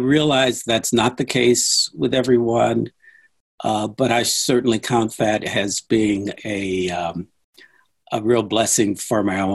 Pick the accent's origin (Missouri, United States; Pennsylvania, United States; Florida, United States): Missouri, United States; St. Louis; I grew up in St. Louis.